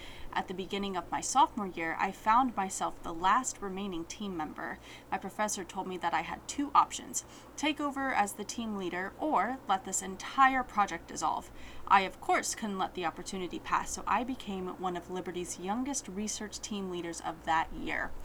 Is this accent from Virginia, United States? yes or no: yes; Alexandria, Virginia, United States; I was born and raised in Alexandria, Virginia